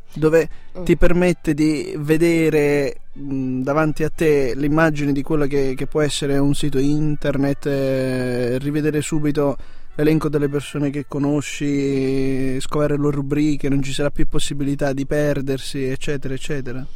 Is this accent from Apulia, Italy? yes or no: yes; Apulia, Italy; now in Trento, Italy; io sono della Puglia